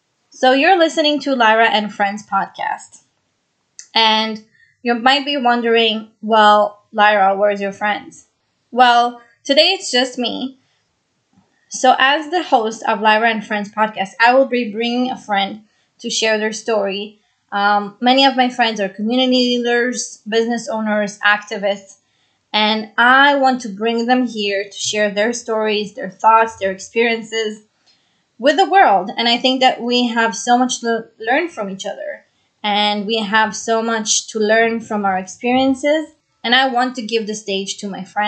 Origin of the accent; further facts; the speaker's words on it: Jerusalem, Jerusalem District, Israel; moved away as an adult; also born or lived in Brazil; now in New York City, United States; I was born in Brazil and I grew up in Israel